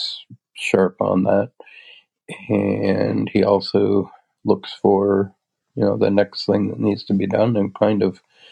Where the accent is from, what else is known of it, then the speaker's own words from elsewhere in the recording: Little River, Nova Scotia, Canada; now in Bear River, Canada; my hometown area in Little River, Yarmouth County, Nova Scotia